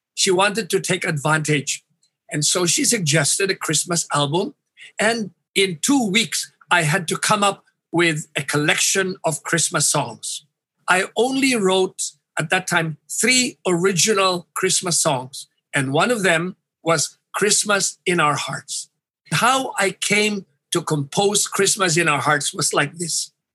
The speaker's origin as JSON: {"language": "English", "town": "Iloilo City", "region": "Western Visayas", "country": "Philippines", "tie": "born or raised there", "said": "I grew up in Iloilo City in the 50s"}